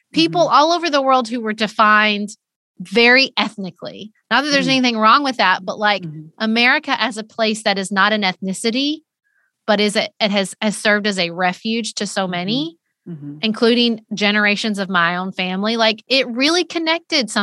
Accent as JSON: {"language": "English", "region": "Western Kentucky", "country": "United States", "said": "our people have a lot of crossover because we're from Western Kentucky and it's Scott Ulster ancestry."}